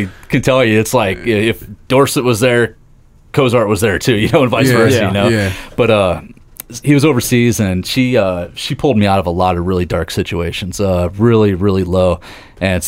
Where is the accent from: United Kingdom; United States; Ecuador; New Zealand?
United States; Seymour, Indiana; I grew up down in Seymour, Indiana here